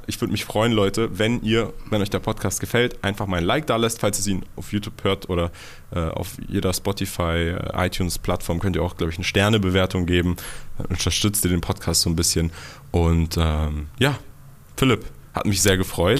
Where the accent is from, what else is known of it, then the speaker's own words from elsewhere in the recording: Germany; ich bin ja in Deutschland groß geworden